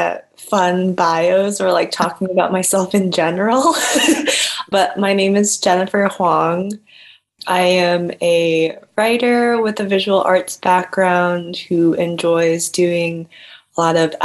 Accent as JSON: {"language": "English", "town": "Rockville", "region": "Maryland", "country": "United States", "tie": "born or raised there", "said": "Right now I'm living in Maryland. So I'm living back at my hometown, ooh, in Rockville"}